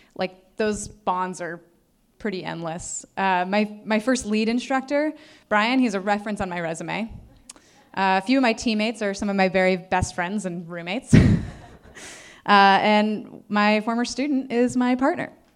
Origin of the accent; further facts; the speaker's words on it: Northeastern Ohio, United States; I was born and raised in Northeastern Ohio